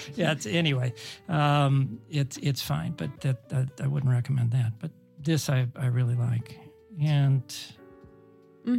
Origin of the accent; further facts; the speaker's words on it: Cleveland, Ohio, United States; my, my hometown of Cleveland